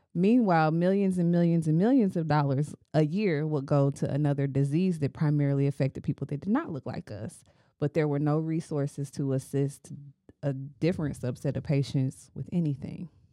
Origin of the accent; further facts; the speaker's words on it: United States; we are American and because we live in the community